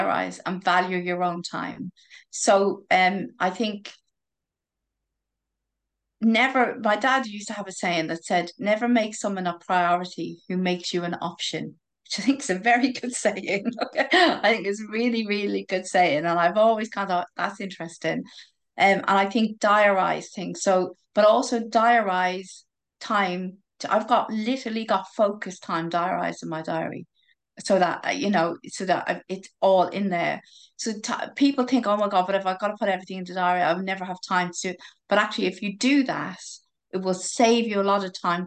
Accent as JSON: {"language": "English", "country": "Ireland", "said": "I'm Irish"}